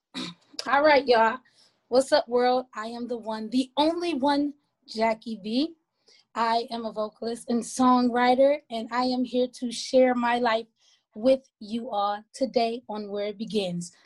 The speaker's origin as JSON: {"language": "English", "town": "Milwaukee", "region": "Wisconsin", "country": "United States", "tie": "born or raised there", "moved": "as an adult", "lives_now": "Georgia, United States", "said": "performing all over my hometown, which is Milwaukee, Wisconsin"}